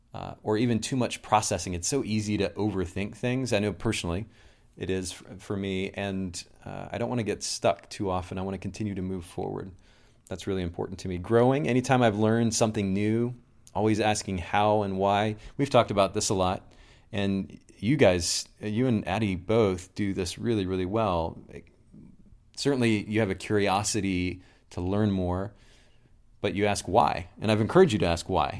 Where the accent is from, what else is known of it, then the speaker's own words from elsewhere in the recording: Kokomo, Indiana, United States; I'm originally from Kokomo, Indiana